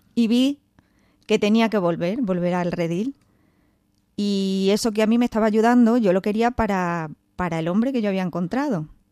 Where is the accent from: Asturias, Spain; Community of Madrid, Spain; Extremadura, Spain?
Extremadura, Spain; Don Benito; moved away; me tuve que ir a hacer las prácticas a Don Benito, a mi pueblo